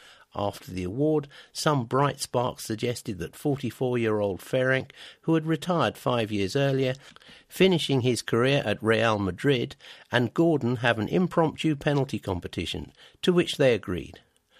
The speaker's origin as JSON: {"language": "English", "region": "London", "country": "United Kingdom", "tie": "born or raised there", "said": "I've been an Arsenal man all my life. I grew up on Benwell Road."}